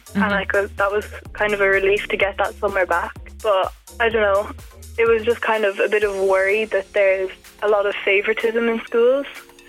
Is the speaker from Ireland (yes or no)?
yes; Ballyhale, Leinster, Ireland; I'm from Ballyhale.